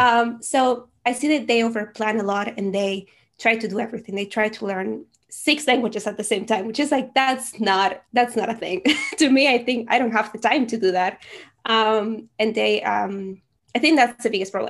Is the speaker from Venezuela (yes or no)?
yes; Venezuela; first language Spanish; English is a second language; now in Netherlands; I am originally from Venezuela, so my native language is Spanish, and I currently live in the Netherlands.